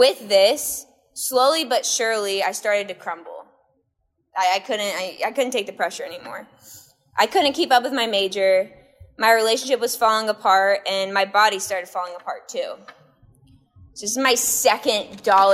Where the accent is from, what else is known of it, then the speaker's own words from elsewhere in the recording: Northern Virginia, United States; I grew up in Northern Virginia, which is a very competitive place athletically, academically, and career-wise